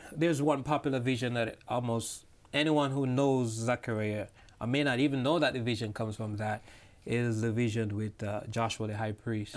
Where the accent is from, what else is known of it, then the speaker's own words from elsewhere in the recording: Jamaica; now in New York, United States; I'm original from Jamaica, but I live now in New York